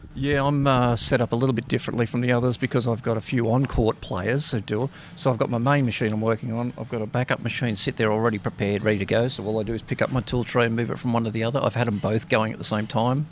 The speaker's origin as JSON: {"language": "English", "town": "Sydney", "region": "New South Wales", "country": "Australia", "said": "I'm from Sydney, but obviously working here at the Australian Open."}